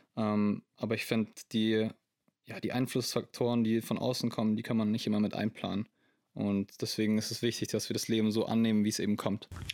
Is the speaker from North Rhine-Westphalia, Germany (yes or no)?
no; Landsberg am Lech, Bavaria, Germany; Ich komme aus Landsberg am Lech. Das ist eine kleine Stadt in der Nähe von München im wunderschönen Bayern.